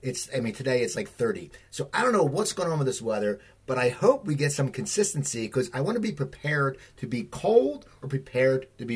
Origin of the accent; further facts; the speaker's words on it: Pennsylvania, United States; Like, I grew up near Philadelphia, so in the 80s, our sound was the … and the … and you know, ….